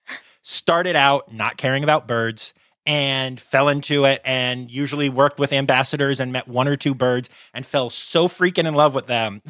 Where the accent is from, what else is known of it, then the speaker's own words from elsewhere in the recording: right outside of Philadelphia, Pennsylvania, United States; I'm from right outside of Philly